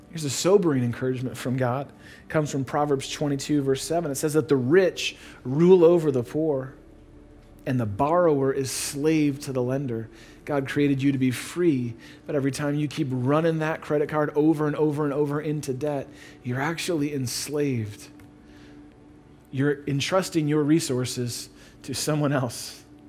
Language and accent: English; Chicago, Illinois, United States; moved away as an adult; also born or lived in Atlanta; We're from Chicago